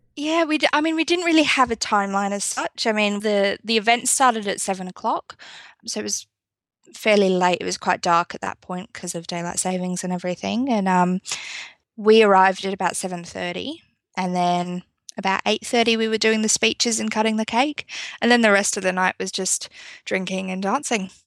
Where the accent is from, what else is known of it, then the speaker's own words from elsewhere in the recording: United Kingdom; now in South Australia, Australia; I'm actually originally from the U K. I'm not from Australia